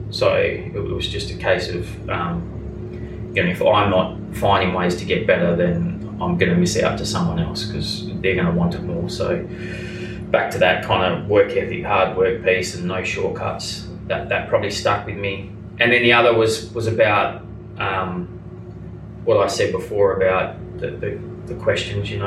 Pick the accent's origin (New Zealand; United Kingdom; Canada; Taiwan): New Zealand; even as a New Zealander here